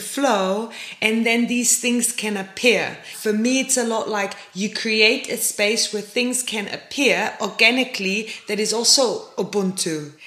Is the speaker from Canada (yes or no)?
no; Germany; now in South Africa; I come from Germany